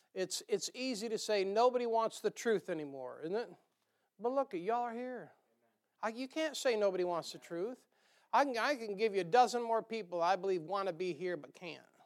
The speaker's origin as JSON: {"language": "English", "region": "the North", "country": "United States", "accent": "northern", "moved": "yes", "said": "my northern accent"}